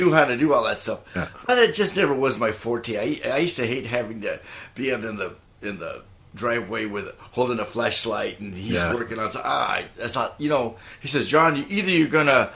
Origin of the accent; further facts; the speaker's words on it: Roswell, New Mexico, United States; I'm from Roswell, New Mexico